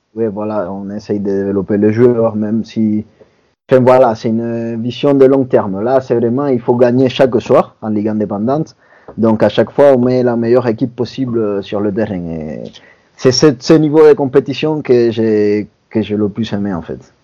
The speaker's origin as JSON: {"language": "French", "country": "Cuba", "moved": "yes", "lives_now": "France", "said": "je viens de Cuba"}